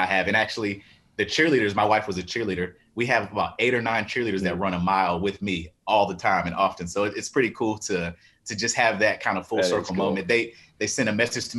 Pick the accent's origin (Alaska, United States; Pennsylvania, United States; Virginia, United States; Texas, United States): Virginia, United States; Manassas; I grew up in Manassas, Virginia